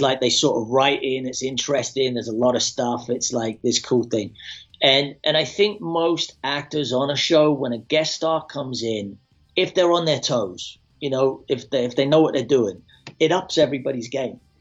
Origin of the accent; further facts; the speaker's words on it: Scotland, United Kingdom; moved away; also born or lived in London; I'm a kid from Scotland